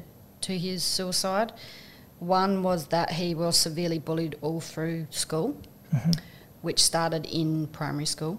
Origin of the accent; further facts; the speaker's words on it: Tumby Bay, South Australia, Australia; I come from Tumby Bay on the Eyre Peninsula.